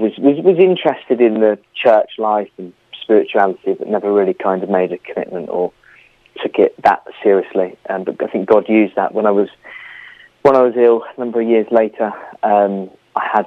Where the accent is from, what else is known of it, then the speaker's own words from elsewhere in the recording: near Bristol, South West England, United Kingdom; moved away; also born or lived in Bournemouth; So I grew up near Bristol, quite a nice upbringing, good family